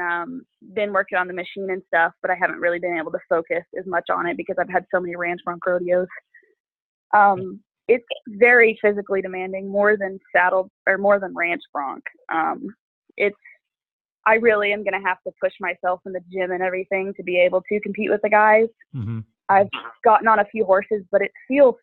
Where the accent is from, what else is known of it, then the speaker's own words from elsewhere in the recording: Fort Worth, Texas, United States; moved away as an adult; also born or lived in Weatherford, Texas; now in Wyoming, United States; I grew up in like Fort Worth and Weatherford. I've been there my whole life in Texas.